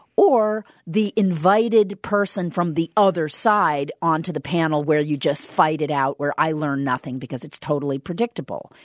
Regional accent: Southern Indiana, United States; moved away; I'm from Southern Indiana

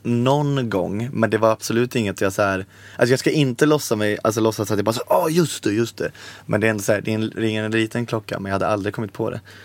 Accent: Borås, Västra Götaland, Sweden; Jag är också från Borås

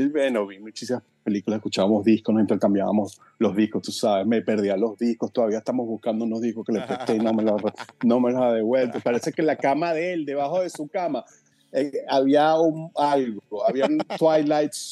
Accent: Caracas, Capital District, Venezuela; Yo soy, yo, de Colinas de Yomonte, de la parte baja de Colinas de Yomonte y luego nos mudamos, como cuando, tenía como siete años, nos mudamos por la, prolongación sur de la avenida Las Acacias

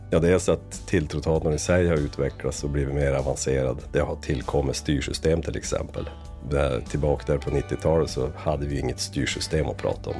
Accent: inland Västerbotten, Västerbotten County, Sweden; also born or lived in Lycksele / Luleå; Jag är född i, i Västerbottens inland

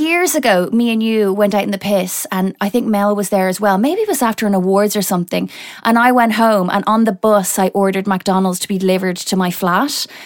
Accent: Ireland; I'm not English. I'm Irish

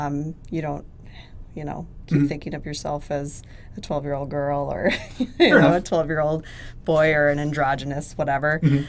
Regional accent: Midwest, United States; growing up in the Midwest here in a small town where there is nothing to do.

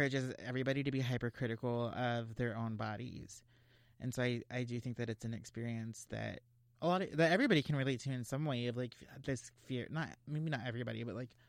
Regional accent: Texas, United States; moved away as an adult; now in California, United States; I grew up in Texas and I lived in Texas all my life

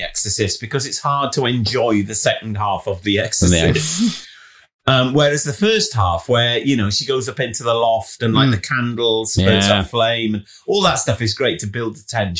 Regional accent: Warwickshire, West Midlands, United Kingdom; Growing up in Warwickshire

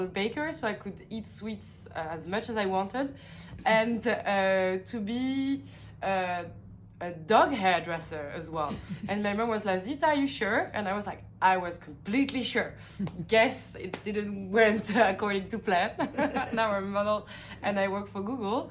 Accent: Paris, Île-de-France, France; moved away as an adult; also born or lived in London / Dublin / Belgium; I was born and raised in Paris

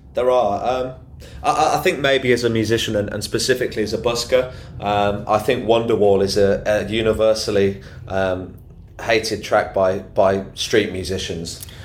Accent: Solihull, West Midlands, United Kingdom; I'm originally from Solihull

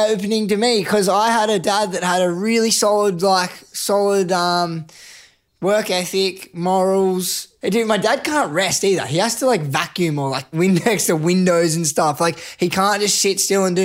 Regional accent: Canberra, Australian Capital Territory, Australia; as a young kid, I grew up in Canberra.

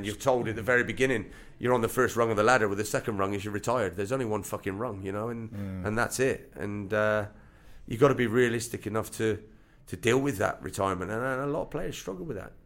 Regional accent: Bristol, South West England, United Kingdom; finish my career at my hometown club

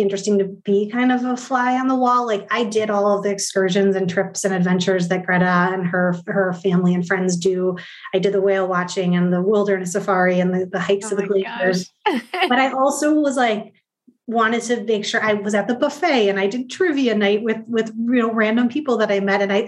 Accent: Midwest, United States; I'm from the Midwest. I grew up in a very practical place

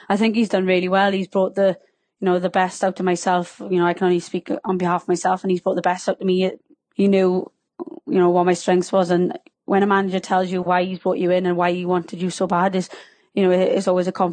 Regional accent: Wales, United Kingdom; accent: Welsh; can you tell I'm Welsh by my subtle accent

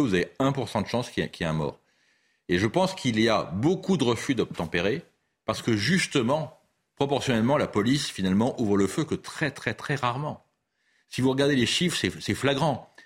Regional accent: Paris, Île-de-France, France; je ne suis pas marseillais, moi je suis parisien

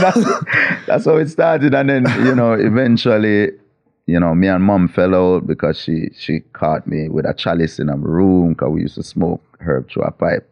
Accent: Kingston, Jamaica; I grew up in an area called Mona, which is near to Papi, near to the University of the West Indies

